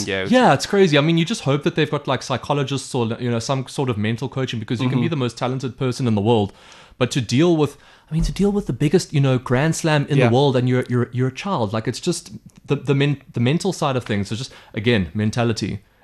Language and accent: English; South Africa; as a South African